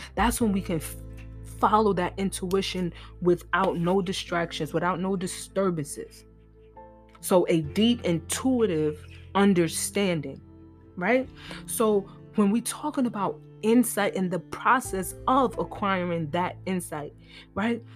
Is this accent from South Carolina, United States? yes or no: no; New York, United States; I'm from New York